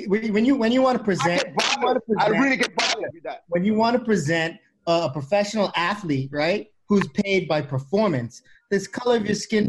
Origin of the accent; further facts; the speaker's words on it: Bahamas; I'm from the Bahamas